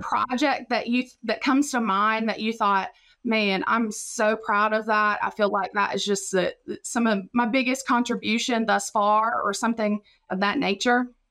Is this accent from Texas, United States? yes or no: no; Raleigh County, West Virginia, United States; moved away as an adult; now in Mississippi, United States; I'm from Raleigh County, West Virginia.